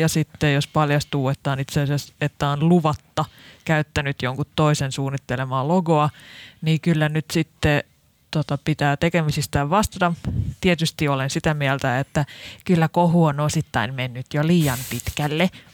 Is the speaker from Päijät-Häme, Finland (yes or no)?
yes; Lahti, Päijät-Häme, Finland; mä en ole edes Helsingistä, mä oon Lahdesta